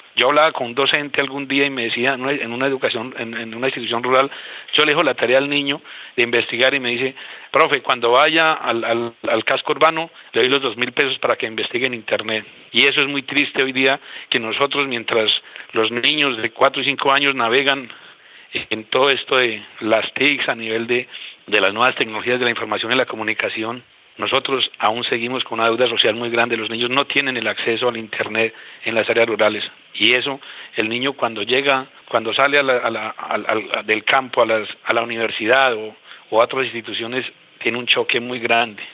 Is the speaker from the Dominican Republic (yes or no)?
no; Boyacá, Colombia; now in Guaviare, Colombia; yo soy boyacense y nací en el campo